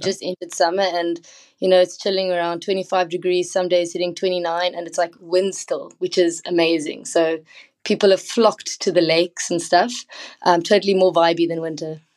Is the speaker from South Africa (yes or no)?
yes; South Africa; I come from South Africa